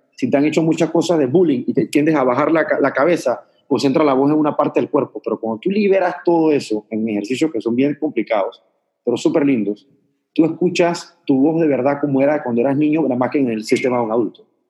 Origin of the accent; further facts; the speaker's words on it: Panama; yo vengo de Panamá